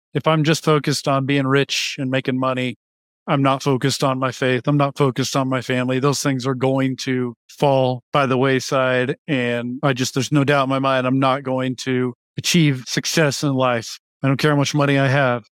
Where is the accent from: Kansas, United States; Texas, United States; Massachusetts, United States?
Kansas, United States; Wichita; located in Wichita, Kansas, which is my hometown